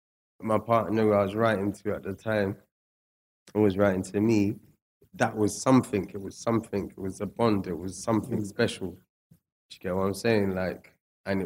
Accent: England, United Kingdom; also born or lived in Scotland; nobody knew that I was actually from England

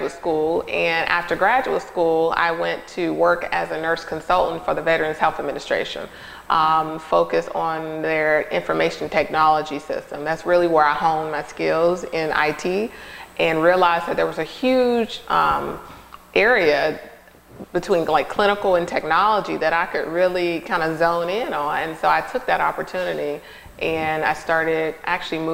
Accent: Charlotte, North Carolina, United States; also born or lived in Costa Rica; I was born in Costa Rica. I was actually raised all my life in North Carolina from Charlotte

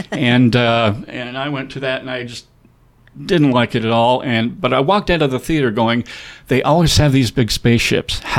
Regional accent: Wyoming, United States; they're not going to want to hear from me. I'm from Wyoming, you know.

